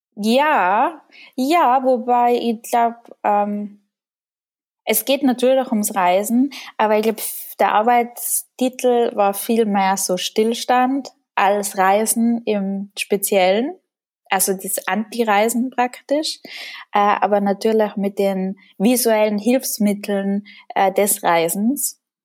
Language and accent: German; Tyrol, Austria; ich komme aus Tirol. Das hört man auch in meiner Sprache.